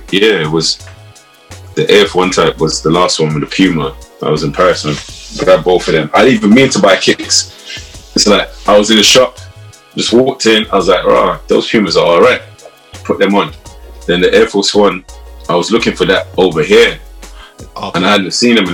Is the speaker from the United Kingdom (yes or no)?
yes; London, United Kingdom; also born or lived in South Croydon; I grew up in Brixton.